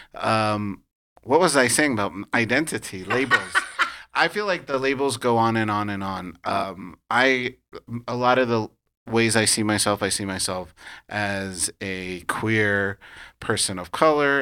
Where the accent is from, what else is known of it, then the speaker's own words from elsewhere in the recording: California, United States; also born or lived in New York; I'm a Californian through and through.